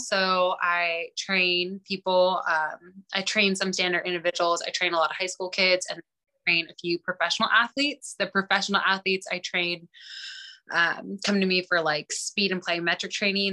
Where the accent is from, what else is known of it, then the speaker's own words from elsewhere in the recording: Glasgow, Montana, United States; I'm one from Glasgow